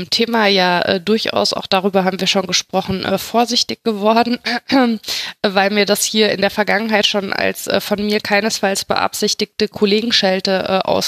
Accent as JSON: {"language": "German", "town": "Mainz", "region": "Rhineland-Palatinate", "country": "Germany", "said": "hat sich Mainz also dermaßen oft in der Presse wiedergefunden, dass man es äh, als Mainzer selber eigentlich schon überhaupt nicht mehr sehen oder lesen wollte."}